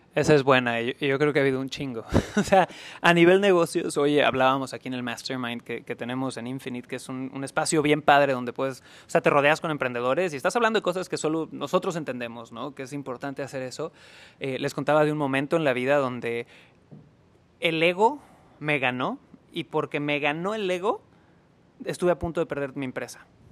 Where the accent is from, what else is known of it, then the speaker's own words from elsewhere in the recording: Cancún, Quintana Roo, Mexico; moved away; yo nací en Cancún, Quintana Roo